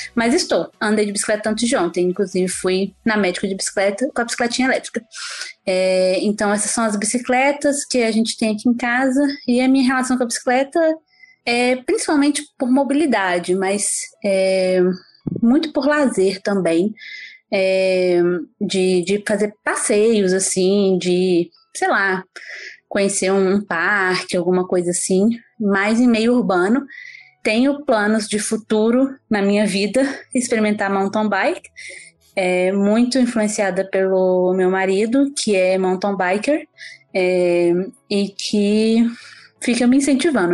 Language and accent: Portuguese; Belo Horizonte, Minas Gerais, Brazil; moved away as an adult; now in Canada; Eu sou de Belo Horizonte. É, nascida em Belo Horizonte, comecei a andar de bicicleta em Belo Horizonte